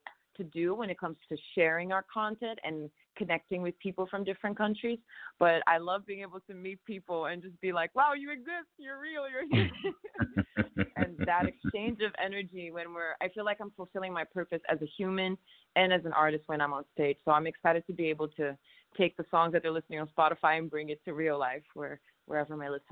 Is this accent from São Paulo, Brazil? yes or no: no; Rio de Janeiro, Brazil; now in United States; growing up in Brazil, like, my family made sure that we heard music that was very diverse